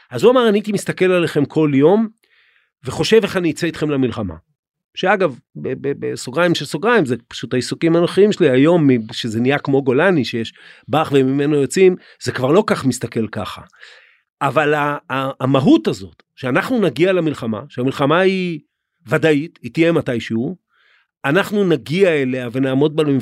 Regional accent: Krayot, Haifa District, Israel; אני בכלל גדלתי בקריות.

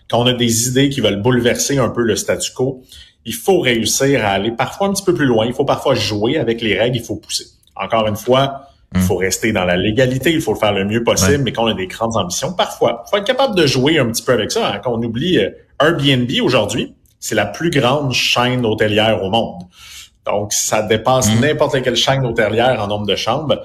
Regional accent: Quebec, Canada; pratiquement parce qu'on vient du Québec puis on est peut-être un peu plus petit mais il y a effectivement ce côté-là.

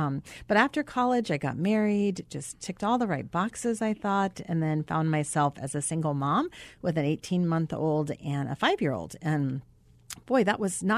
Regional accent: Arizona, United States; I grew up mostly in Arizona.

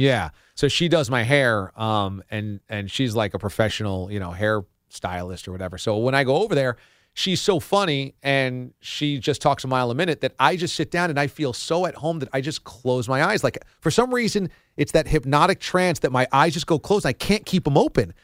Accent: Warwick, United States; born or raised there; moved away

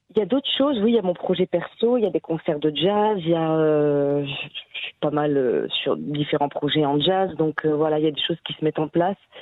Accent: France; now in Israel; moi je suis française

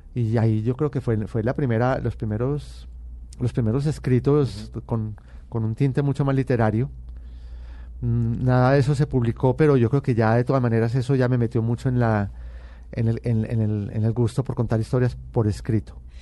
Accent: Medellín, Antioquia, Colombia; born or raised there

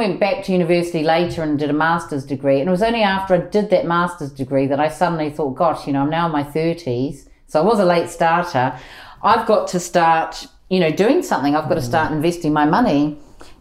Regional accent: New Zealand; moved away as an adult; now in London, United Kingdom; I'm from New Zealand and I came to the UK when I was 23

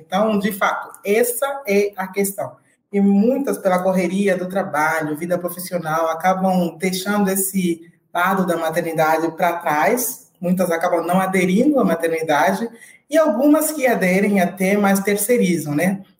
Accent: Angola; moved away as an adult; now in Brazil; uhum. sou angolana, eh, estou aqui no Brasil já há uns 12 anos

